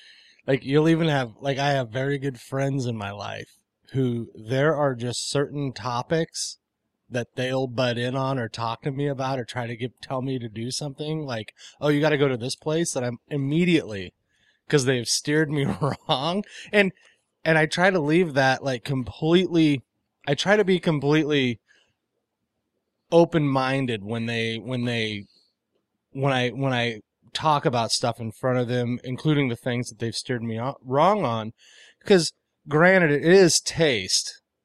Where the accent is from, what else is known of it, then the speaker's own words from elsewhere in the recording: Chicago, Illinois, United States; I'm from Chicago.